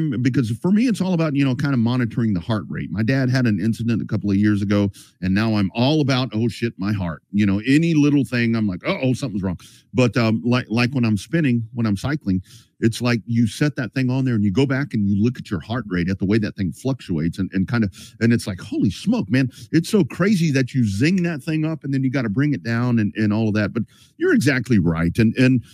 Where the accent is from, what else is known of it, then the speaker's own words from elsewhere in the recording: Lockhart, Texas, United States; growing up in Lockhart